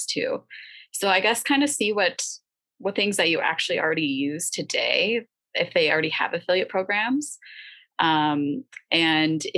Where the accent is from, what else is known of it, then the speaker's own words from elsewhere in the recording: United States; also born or lived in Nevada; as someone in America, as an American teacher